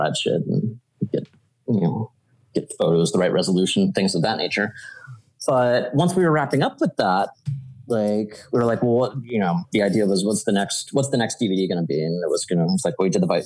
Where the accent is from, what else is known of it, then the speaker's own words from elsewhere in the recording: Atlanta, Georgia, United States; moved away as an adult; now in New York, United States; where I grew up in Georgia.